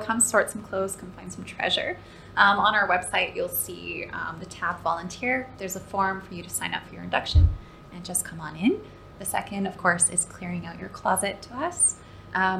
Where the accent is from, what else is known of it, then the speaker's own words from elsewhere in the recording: Canada; moved away as an adult; now in Dubai, United Arab Emirates; growing up in Canada, my favorite place on the planet still is my grandparents' cabin